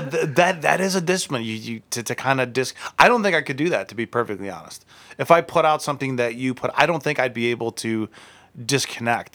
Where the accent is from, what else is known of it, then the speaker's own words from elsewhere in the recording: Akron, Ohio, United States; I'm from Akron